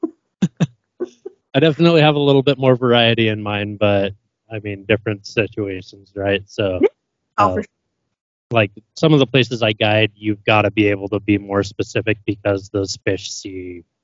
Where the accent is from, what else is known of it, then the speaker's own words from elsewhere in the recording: Idaho, United States; now in Utah, United States; I grew up in Idaho. I live in Utah now